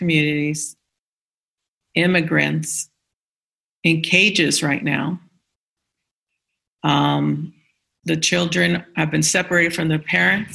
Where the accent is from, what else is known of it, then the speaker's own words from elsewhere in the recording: Los Angeles, California, United States; moved away; also born or lived in El Paso, Texas; I'm born and raised in Boyle Heights, East LA, but at one point I lived in El Paso